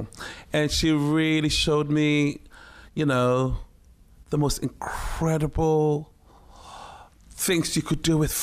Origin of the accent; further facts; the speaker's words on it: Ghana; also born or lived in Takoradi / Accra / Tema; It was a very surreal life growing up in Ghana, but on a military base